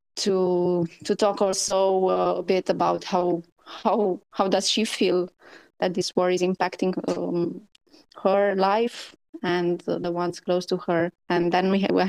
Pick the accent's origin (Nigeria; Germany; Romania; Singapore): Romania; I'm an activist from Romania